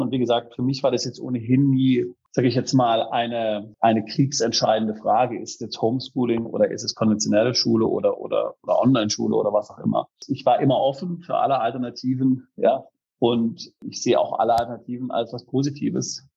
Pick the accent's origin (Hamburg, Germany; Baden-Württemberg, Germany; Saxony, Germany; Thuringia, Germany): Baden-Württemberg, Germany; Freiburg; wir sind da in der Freiburger Spießigkeit aufgewachsen